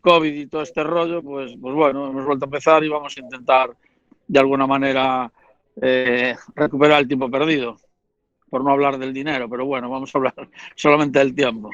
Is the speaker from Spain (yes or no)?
yes; A Coruña, Galicia, Spain; now in Coirós, Spain; soy de La Coruña, pero realmente vivo en Coirós